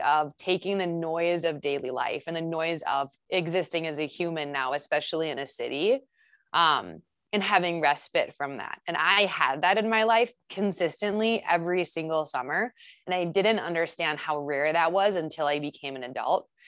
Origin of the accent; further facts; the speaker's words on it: Saint Paul, Minnesota, United States; I grew up in Saint Paul, um, and I come from a really tight-knit family